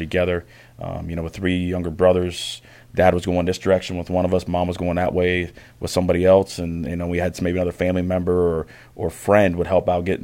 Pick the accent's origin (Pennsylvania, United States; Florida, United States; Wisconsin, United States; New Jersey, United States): Pennsylvania, United States; Brockway; moved away as an adult; Western Pennsylvania, a little town called Brockway.